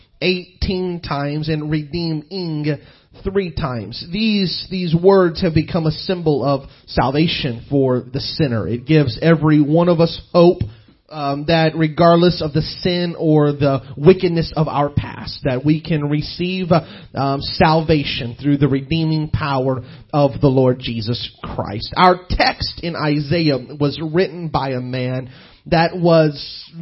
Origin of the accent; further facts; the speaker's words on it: Southeast Missouri, United States; I was raised in Southeast Missouri, so I'm just hick is what I am